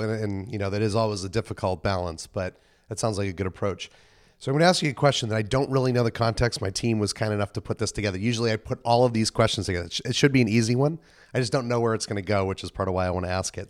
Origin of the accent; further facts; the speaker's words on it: New England, United States; moved away; I come from New England